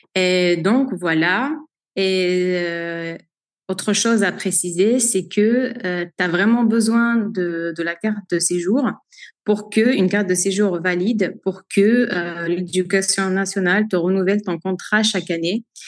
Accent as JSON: {"language": "French", "country": "Algeria", "tie": "born or raised there", "moved": "as an adult", "lives_now": "France", "said": "je suis née en Algérie en 1991. J'y ai grandi"}